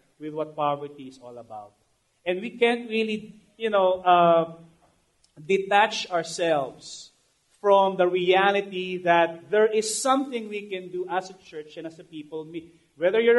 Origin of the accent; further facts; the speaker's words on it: Manila, Metro Manila, Philippines; I grew up in Tondo